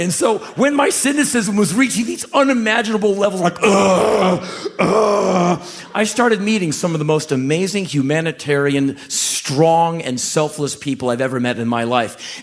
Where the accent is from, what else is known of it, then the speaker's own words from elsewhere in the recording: Washington, District of Columbia, United States; moved away as an adult; I grew up in Washington, D C